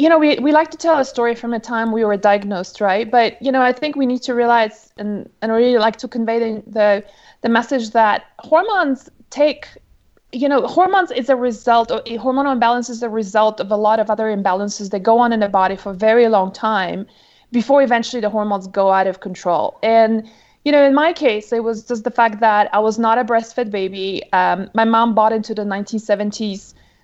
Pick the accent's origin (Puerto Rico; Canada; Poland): Poland; born there; English is a second language; originally you can probably hear from my accent, I'm not American. I'm pretty much a global citizen, really. I was born originally in Poland, but my dad's travels took us around the world